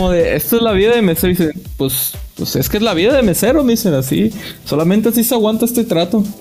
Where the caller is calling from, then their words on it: Manzanillo, Colima, Mexico; desde Manzanillo, Colima